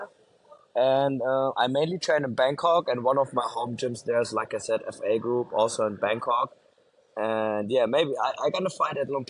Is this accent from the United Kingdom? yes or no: no; Germany; now in Mexico; I'm born and raised in Germany